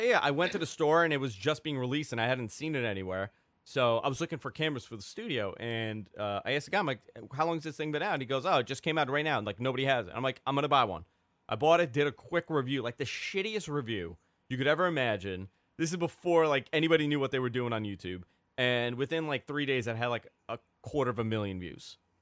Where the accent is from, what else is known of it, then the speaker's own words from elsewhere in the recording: New York, United States; also born or lived in Queens; I'm from New York